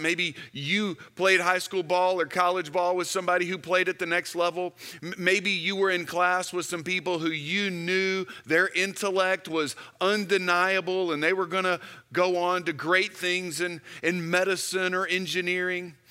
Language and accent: English; Houston, Texas, United States; When I was in high school, I grew up in Houston, Texas